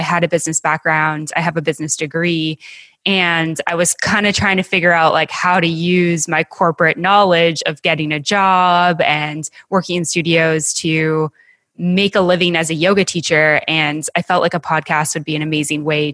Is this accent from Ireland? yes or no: no; Western Canada, Canada; moved away; I'm originally from Western Canada, as is my husband